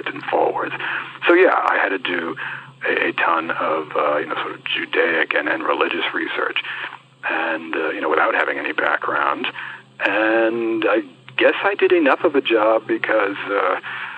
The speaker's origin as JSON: {"language": "English", "country": "United States", "tie": "born or raised there", "also_born_or_lived": "Ecuador", "moved": "as an adult", "said": "growing up in the United States"}